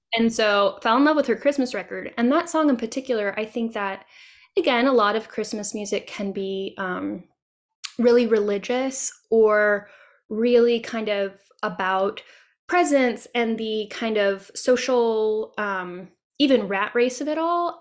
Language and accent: English; Tennessee, United States; this is my home state. And my husband and I love and travel around Tennessee a lot